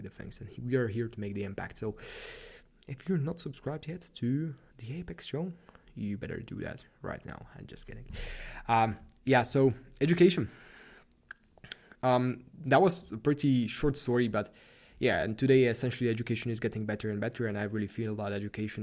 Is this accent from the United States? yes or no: no; Slovakia; moved away as an adult; now in Vienna, Austria; I'm from Slovakia